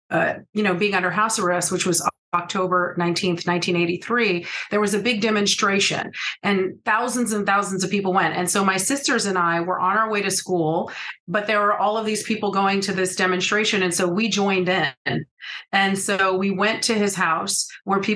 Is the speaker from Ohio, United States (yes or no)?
no; California, United States; also born or lived in Grenada; I'm originally from California